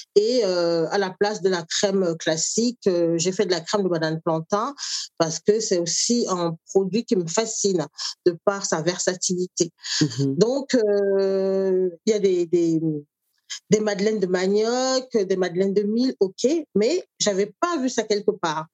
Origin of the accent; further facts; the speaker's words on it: Douala, Littoral, Cameroon; moved away as an adult; now in France; j'ai grandi au Cameroun, suis arrivée en France euh, adulte